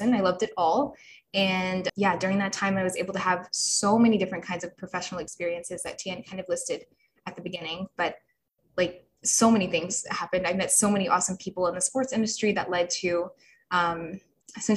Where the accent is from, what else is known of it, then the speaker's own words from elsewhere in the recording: Birmingham, Alabama, United States; moved away as an adult; also born or lived in New York; I'm from Birmingham, Alabama